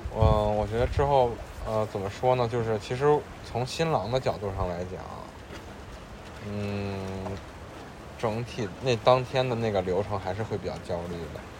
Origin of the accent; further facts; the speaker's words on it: Beijing, China; 我们作为两个土生土长的北方人嗯，对，楠姐是天津，我是在北京